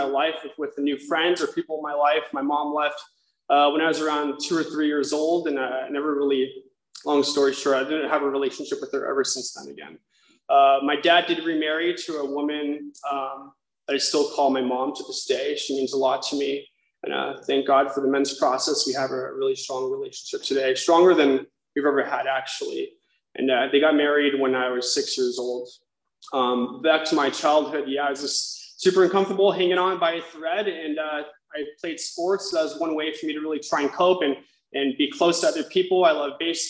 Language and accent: English; South Orange County, California, United States; I grew up in South Orange County. We moved around a lot